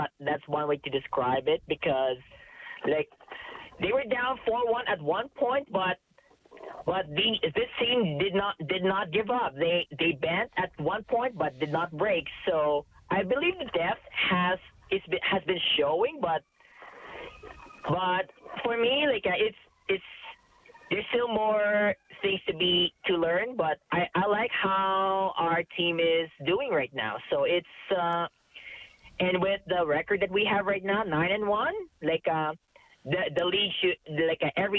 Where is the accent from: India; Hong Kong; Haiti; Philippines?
Philippines; now in Canada; For 15 years, though, since when I moved to Canada from the Philippines in 2006 during the cup final run